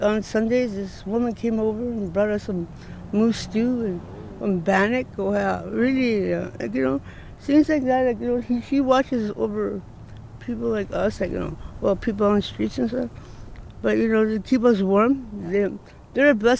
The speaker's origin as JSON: {"language": "English", "region": "Northwest Territories", "country": "Canada", "moved": "yes", "lives_now": "Edmonton, Canada", "said": "Outside of Edmonton, I'm from Northwest Territories"}